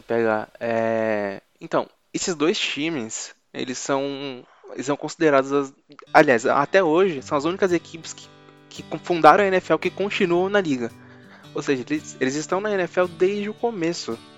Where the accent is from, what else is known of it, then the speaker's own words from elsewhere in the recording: São Paulo, Brazil; a gente é do Zona Sul, a gente tem mais referências da, da Zona Sul